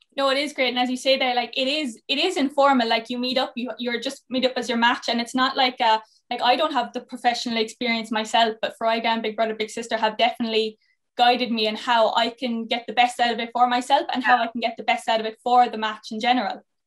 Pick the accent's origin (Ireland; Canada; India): Ireland; Cork, Munster; moved away; also born or lived in Mayo; I'm from Cork originally